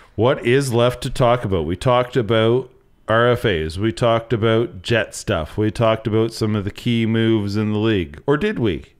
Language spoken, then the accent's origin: English; the Maritimes, Canada; growing up in the Maritimes